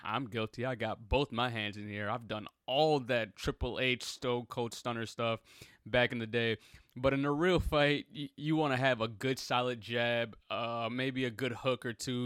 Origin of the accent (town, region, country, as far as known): Chicago, Illinois, United States